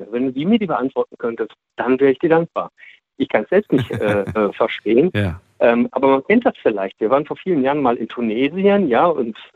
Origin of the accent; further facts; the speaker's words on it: Essen, North Rhine-Westphalia, Germany; ich sage ja, ich komme aus Essen ja, und äh, bin jetzt hier gerade an der Mosel.